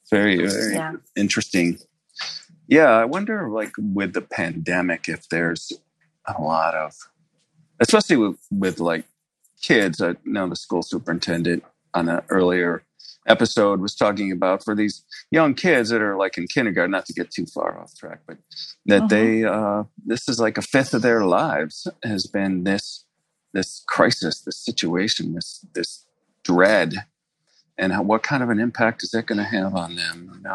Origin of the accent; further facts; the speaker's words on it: Buffalo, New York, United States; moved away; I grew up in Buffalo.